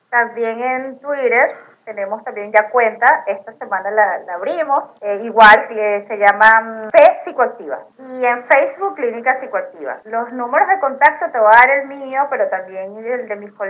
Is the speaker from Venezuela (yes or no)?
yes; Venezuela; remembrar todos esos recuerdos este, que tenemos como venezolanos y poder transmitir algo de nuestra cultura a través de los dulces criollos.